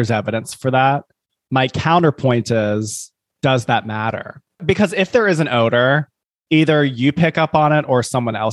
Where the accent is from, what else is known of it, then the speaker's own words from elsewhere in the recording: Scotland, United Kingdom; which I do have experience with because I am Scottish.